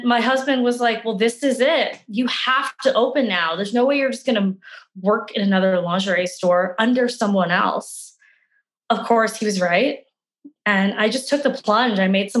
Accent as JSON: {"language": "English", "town": "Calgary", "region": "Alberta", "country": "Canada", "tie": "born or raised there", "said": "Well, I am originally from Calgary. I'm one of those few like born and bred Calgarians. I've been here my whole life."}